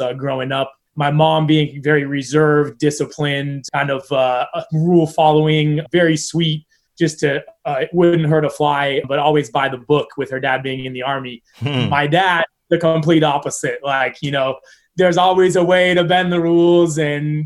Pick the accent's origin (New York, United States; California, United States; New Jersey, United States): California, United States; Orinda; moved away as an adult; also born or lived in Berkeley, California / Durham, North Carolina / Claremont, California; now in Hawaii, United States; I was born in Berkeley, which is where we lived for the first 6 years of my life. And then we moved to a suburb, small town called Orinda, which is right over the hill from Berkeley. And I spent the rest of my childhood in Orinda